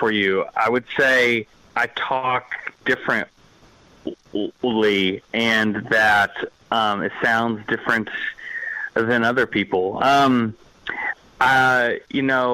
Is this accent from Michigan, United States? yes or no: no; Punxsutawney, Pennsylvania, United States; also born or lived in Kentucky / Indianapolis, Indiana; So I was born in Kentucky. We moved to Punxsutawney, Pennsylvania when I was about 6 years old, and I graduated high school there